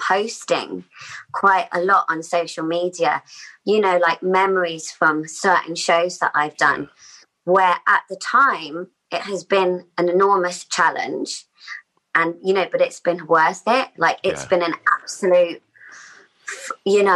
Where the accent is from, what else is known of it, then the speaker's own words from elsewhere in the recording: Australia; the age of about 8 or 9 growing up in Australia. And like a sense of like we just moved there